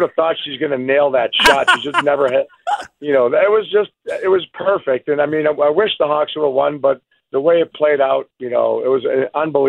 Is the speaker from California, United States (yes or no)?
no; Chicago, Illinois, United States; obviously Chicago, my favorite, being my hometown.